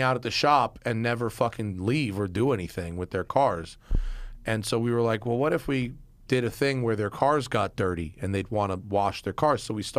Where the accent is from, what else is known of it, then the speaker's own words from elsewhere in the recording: New York, United States; We came from New York, and it would snow, it would rain.